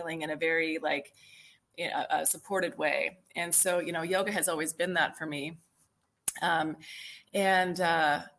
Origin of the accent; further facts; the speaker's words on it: near Chicago, Illinois, United States; moved away as an adult; now in Texas, United States; I kind of grew up near Chicago as a kid, Midwest kid. But I moved to Texas back in, 2000